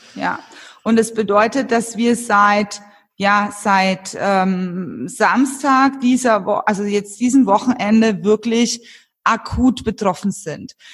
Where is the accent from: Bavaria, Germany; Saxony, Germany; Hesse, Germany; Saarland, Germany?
Bavaria, Germany; Franconia; moved away as an adult; also born or lived in Munich; jetzt bin ich tatsächlich seit zehn Jahren wieder hier in Franken mhm. zurück in meiner Heimat, da wo ich herkomme